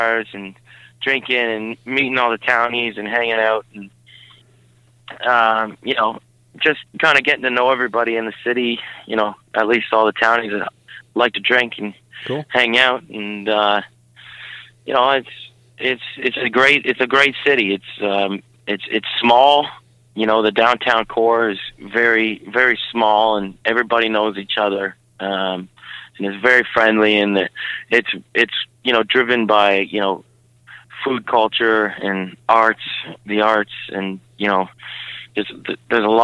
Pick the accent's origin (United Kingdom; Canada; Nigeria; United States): Canada; Odessa, Ontario; I was in a town called Odessa, which is, you know, about 15 minutes, 20 minutes outside, which actually had 600 people in it